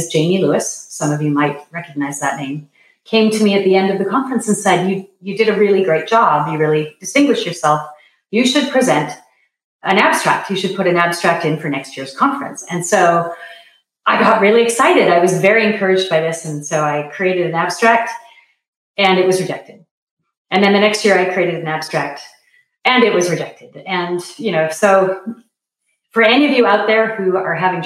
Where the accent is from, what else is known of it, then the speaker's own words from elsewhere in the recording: Canada; I am originally from Canada